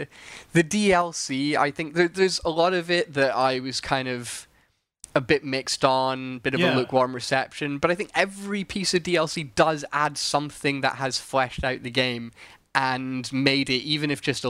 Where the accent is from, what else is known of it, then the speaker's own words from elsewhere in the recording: Scotland, United Kingdom; accent: Scottish; I sound even sillier than I do with my weird Scottish accent, which is hard.